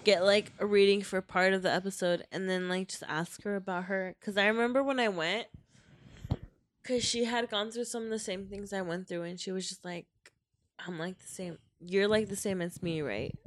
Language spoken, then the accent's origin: English; Mexico; now in United States; I'm Mexicana. Like I was born in Mexico.